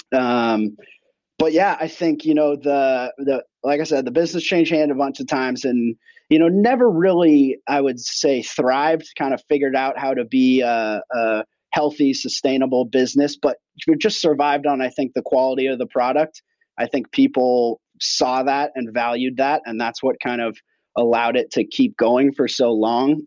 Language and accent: English; Portland, Oregon, United States; I grew up here in Portland